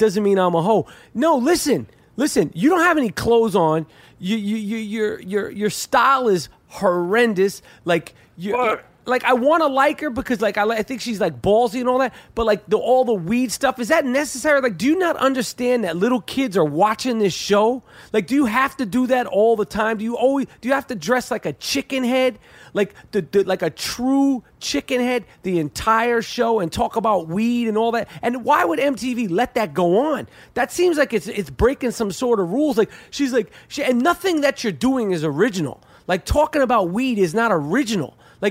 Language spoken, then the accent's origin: English; New York, United States; This is not new to us. We're from New York.